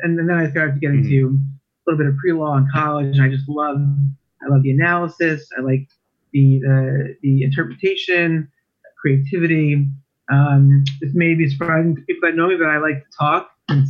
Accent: Valley Stream, New York, United States; moved away as an adult; also born or lived in Brooklyn, New York / Binghamton, New York; now in New Jersey, United States; So I really spent my life growing up in Long Island

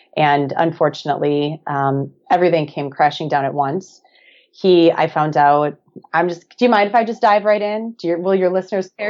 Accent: Black Earth, Wisconsin, United States; moved away as an adult; now in Hermosa Beach, United States; I'm originally from a small town of about eleven hundred people, little farming community called Black Earth, Wisconsin

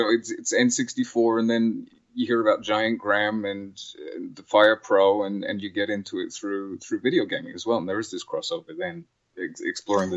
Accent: England, United Kingdom; moved away; we grew up in in England.

